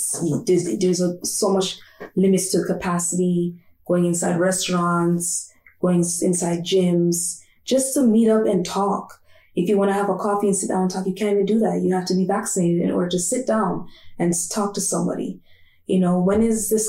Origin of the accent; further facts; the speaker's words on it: Toronto, Ontario, Canada; I'm born and raised in Toronto.